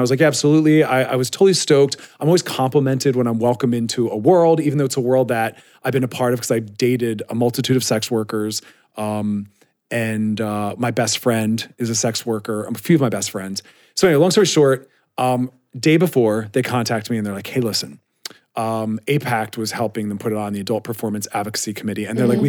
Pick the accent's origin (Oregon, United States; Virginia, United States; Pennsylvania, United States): Pennsylvania, United States; Philadelphia